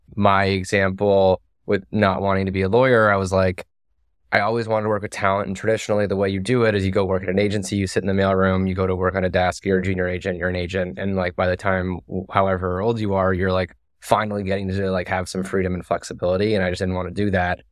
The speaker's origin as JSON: {"language": "English", "town": "Toronto", "region": "Ontario", "country": "Canada", "tie": "born or raised there", "also_born_or_lived": "United States", "moved": "as an adult", "said": "I left Toronto at eighteen, um, and so I didn't, I didn't go to university in Canada."}